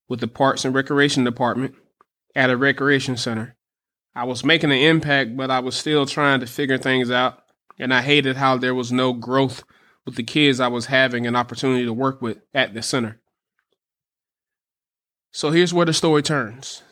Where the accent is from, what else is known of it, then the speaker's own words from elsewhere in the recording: Alabama, United States; moved away as an adult; now in Tallahassee, United States; I'm from Alabama.